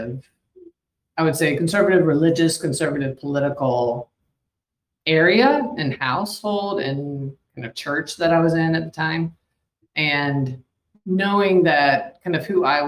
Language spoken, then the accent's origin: English; outside of Atlanta, Georgia, United States; I'm in outside of Atlanta is where I grew up